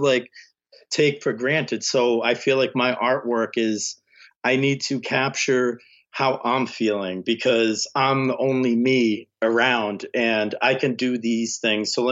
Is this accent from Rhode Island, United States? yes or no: yes; Rhode Island, United States; moved away; I'm from fucking Rhode Island